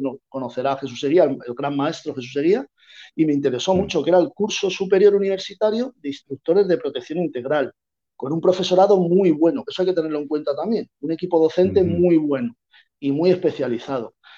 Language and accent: Spanish; Madrid, Community of Madrid, Spain; now in Málaga, Spain; yo soy de Madrid.